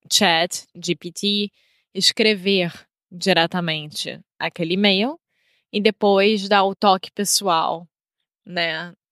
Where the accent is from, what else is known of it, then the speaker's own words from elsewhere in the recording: United States; Portuguese is a second language; Minha parceira é brasileira portuguesa e eu sou americano